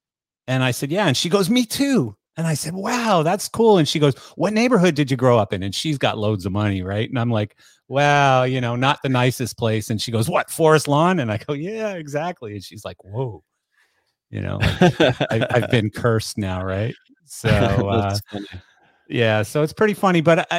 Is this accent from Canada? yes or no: yes; Canada; Well, I'm Canadian and I'm a bass player.